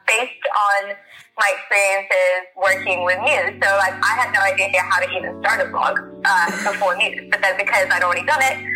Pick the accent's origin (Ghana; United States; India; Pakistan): Pakistan; moved away; I'm originally from Pakistan, that's where I was born